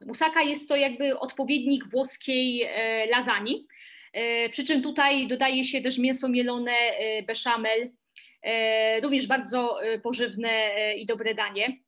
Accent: Silesian Voivodeship, Poland; now in Warsaw, Poland; oryginalnie pochodzę ze Śląska, natomiast obecnie mieszkam e, w Warszawie

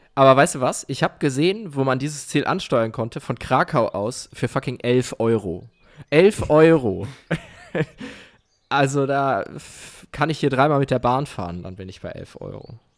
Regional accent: Mayen, Rhineland-Palatinate, Germany; moved away; meine Heimat ist Mayen

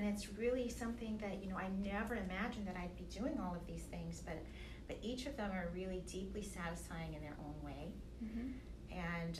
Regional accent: New York City, New York, United States; My mother is from Austin, Texas, and they met in New York. So I think that makes me a New Yorker. And I lived in New York for almost 20

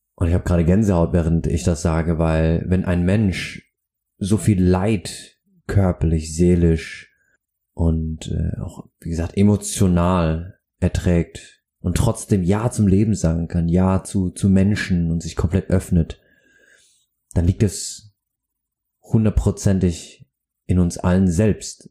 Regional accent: Aschaffenburg, Bavaria, Germany; now in Hamburg, Germany; in meiner Heimat Aschaffenburg

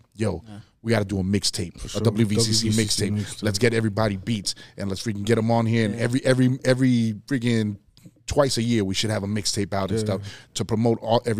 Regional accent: Braddock, Pennsylvania, United States; North and Agony is a name that I grew up knowing in Braddock before I met North, right?

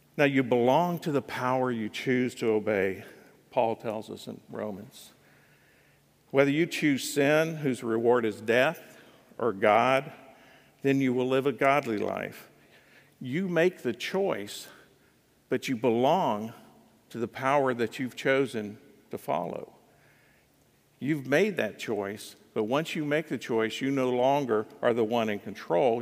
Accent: United States; I'm an American.

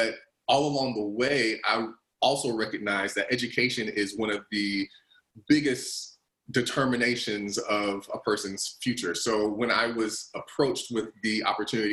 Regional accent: the Carolinas, United States; growing up, I'm originally from the Carolinas

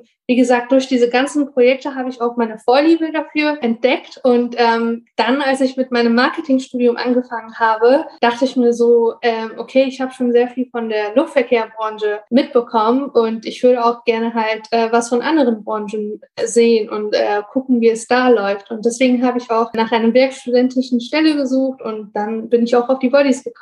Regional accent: Bonn, North Rhine-Westphalia, Germany; ich bin 24 Jahre alt, ich komme aus Bonn.

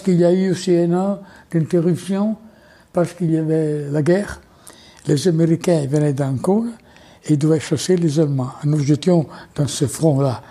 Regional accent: Italy; French is a second language; moved away as an adult; now in France; On dit comme ça en Italie

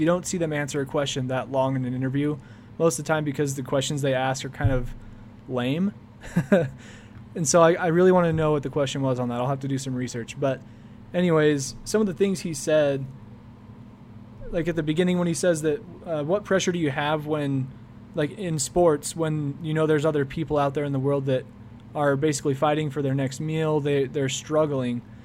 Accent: Idaho Falls, Idaho, United States; I'm from Idaho Falls, Idaho

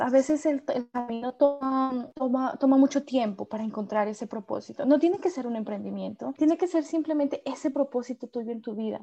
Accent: Colombia; moved away as an adult; now in Melbourne, Australia; en el mismo Colombia, yo también dejé mi, mi pueblo

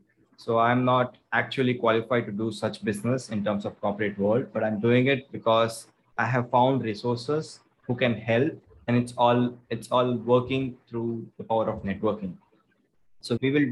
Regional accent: Chennai, Tamil Nadu, India; I'm from Chennai. Born and brought up in Chennai.

